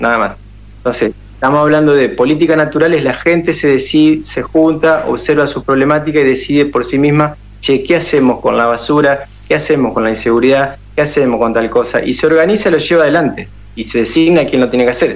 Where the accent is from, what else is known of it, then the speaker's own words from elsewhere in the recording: Paraná, Entre Ríos, Argentina; also born or lived in Santa Fe; now in Colonia Avellaneda, Argentina; Soy de Paraná, estoy en Colonia Avellaneda, que es a 15 kilómetros eh, entre ríos, y bueno, estamos cerquita. Estuve 20 años viviendo en Santa Fe.